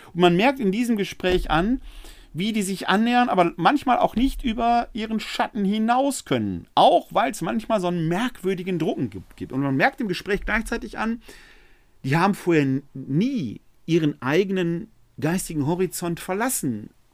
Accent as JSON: {"language": "German", "town": "Essen", "region": "North Rhine-Westphalia", "country": "Germany", "tie": "born or raised there", "said": "Dass ich im Jahr 1966 als Kind eines Malers und einer Verwaltungsangestellten in Essen geboren wurde, habe ich mir nicht ausgesucht. Dass ich ein Kind des Ruhrgebiets bin und diese Mentalität in mir"}